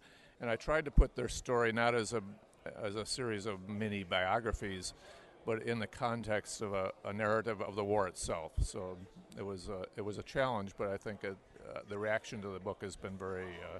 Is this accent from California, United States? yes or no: no; Wayne County, near Rochester, New York, United States; I grew up in Wayne County, which is up near Rochester, a little farther up to the west of here.